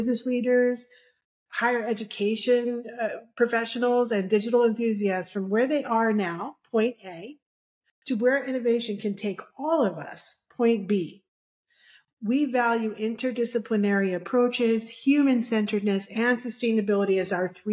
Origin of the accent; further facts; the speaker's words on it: New York City, New York, United States; I am from Brooklyn originally. So I apologize for that slight inflection